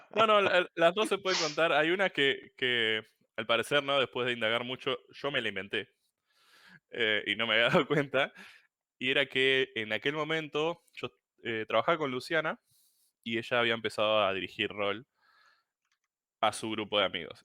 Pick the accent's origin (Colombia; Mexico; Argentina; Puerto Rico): Argentina; Puerto Madryn, Chubut; soy de Chubut, Puerto Madryn, un, pueblito bien perdido por el sur de la Patagonia